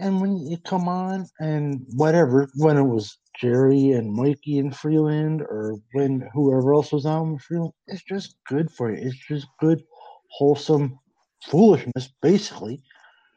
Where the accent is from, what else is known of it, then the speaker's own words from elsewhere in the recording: Newfoundland and Labrador, Canada; now in Kingston, Canada; I'm from Newfoundland originally, live in Ontario now.